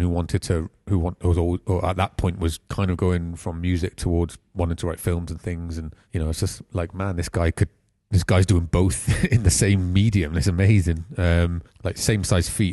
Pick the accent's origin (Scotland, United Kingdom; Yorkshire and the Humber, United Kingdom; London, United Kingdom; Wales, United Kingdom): Wales, United Kingdom; Pontypool; also born or lived in Croesyceiliog / Cwmbran / Caldicot; I grew up, I was born in Pontypool. We lived in and Crossy Killiog and Cumbran on a council estate for a good few years.